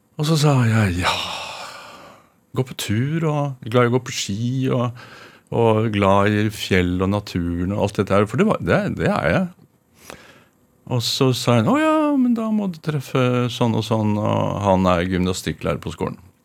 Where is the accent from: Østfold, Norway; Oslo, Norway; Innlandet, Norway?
Oslo, Norway; jeg er fra Røa